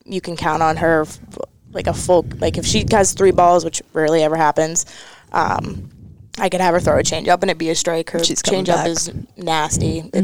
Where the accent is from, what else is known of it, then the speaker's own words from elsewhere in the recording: Nashua, New Hampshire, United States; I'm from Nashville, New Hampshire.